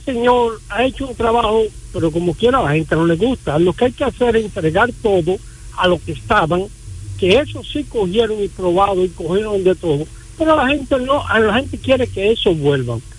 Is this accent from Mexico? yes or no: no; Dominican Republic; así somos dominicanos